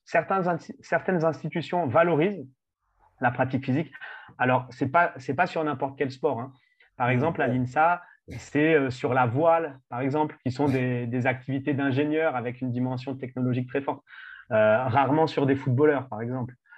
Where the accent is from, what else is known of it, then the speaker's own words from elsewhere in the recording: France; en tant que Français